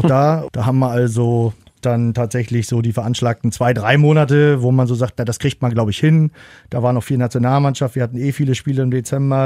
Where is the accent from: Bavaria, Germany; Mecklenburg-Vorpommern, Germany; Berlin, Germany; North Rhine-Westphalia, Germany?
Mecklenburg-Vorpommern, Germany; Rostock; in meiner Heimatstadt auch noch, also in Rostock